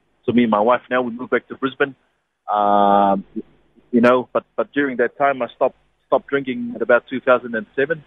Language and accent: English; Niue; moved away; born and bred in Niue.